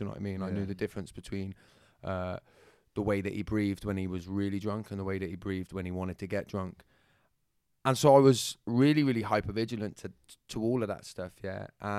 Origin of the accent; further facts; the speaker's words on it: Bristol, South West England, United Kingdom; accent: Bristol; Well, my accent is from Bristol, yeah. So it'll come in and out and flitter between going into London when I'm trying my best to fit in.